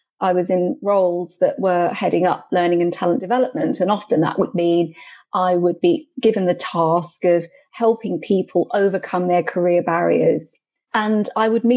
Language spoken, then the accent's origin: English; United Kingdom; also born or lived in Goa, India (ancestry); I'm of Indian origin, so I was born here in Britain, but I'm from Goa in India.